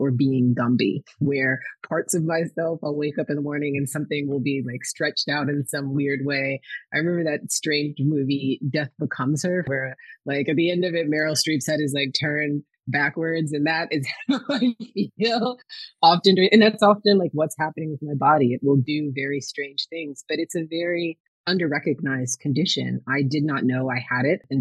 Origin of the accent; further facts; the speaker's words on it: Minneapolis, Minnesota, United States; I was born in Minnesota, in Minneapolis, Minnesota, where Prince became famous